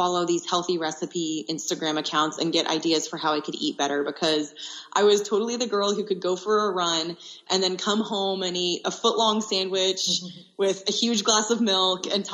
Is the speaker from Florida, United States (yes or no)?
no; Austin, Texas, United States; the University of Texas, which is in my hometown of Austin, Texas